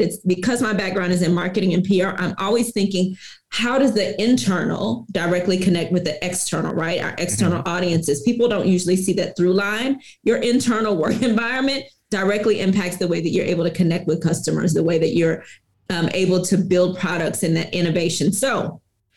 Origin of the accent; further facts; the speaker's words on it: Houston, Texas, United States; I'm originally from Houston, Texas